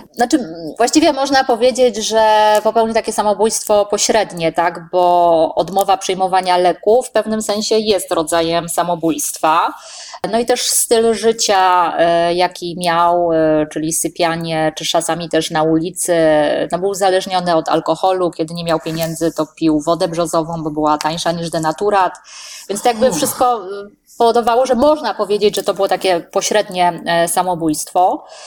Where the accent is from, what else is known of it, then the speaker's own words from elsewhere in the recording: Sosnowiec, Silesian Voivodeship, Poland; urodziłam się w Sosnowcu dawno temu, więc e, chyba siłą rzeczy jestem, można powiedzieć, trochę lokalną patriotką